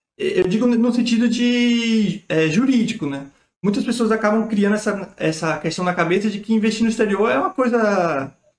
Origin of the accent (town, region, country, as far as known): Brazil